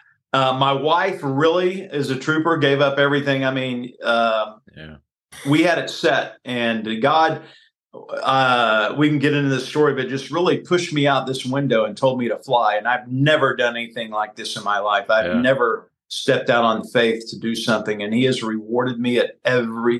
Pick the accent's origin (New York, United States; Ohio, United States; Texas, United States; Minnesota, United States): Texas, United States; Baytown; moved away as an adult; also born or lived in Waco, Texas / West Palm Beach, Florida / Dallas, Texas / Houston, Texas; now in Kansas City, United States; I grew up in Baytown, Texas, which is 20 miles east of Houston on the Houston Ship Channel.